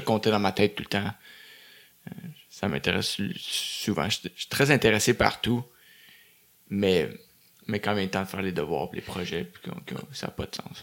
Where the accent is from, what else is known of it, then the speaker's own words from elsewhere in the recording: Beaconsfield, Quebec, Canada; also born or lived in Dorval; Après ça, on a déménagé à Beaconsfield. OK. Euh, dans l'ouest de l'île. Puis j'ai grandi là-bas jusqu'à 20 ans